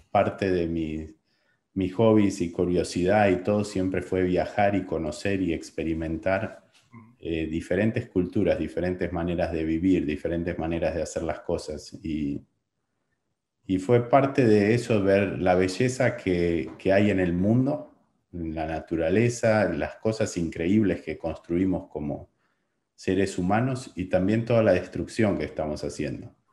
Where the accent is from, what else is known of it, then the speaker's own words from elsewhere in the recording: Buenos Aires, Argentina; born there; nací, nací en Buenos Aires eh, pasando de una gran ciudad, de una educación tradicional, de una familia tradicional